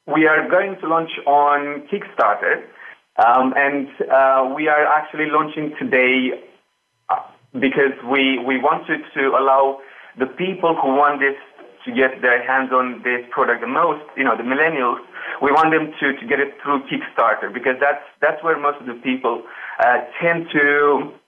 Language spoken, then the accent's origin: English; Romania; English is a second language; moved away as an adult; also born or lived in England; now in United Kingdom; I grew up in Romania and moved to start my university in England about 6 years ago. With little English, I came here just to start university.